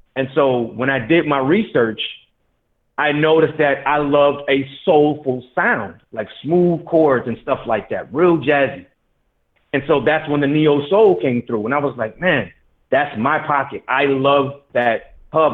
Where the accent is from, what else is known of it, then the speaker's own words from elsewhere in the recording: Detroit, Michigan, United States; I'm from Detroit